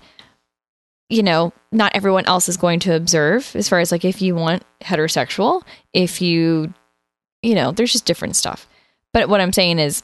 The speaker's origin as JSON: {"language": "English", "region": "the Bible Belt", "country": "United States", "tie": "born or raised there", "said": "I was raised in the Bible Belt"}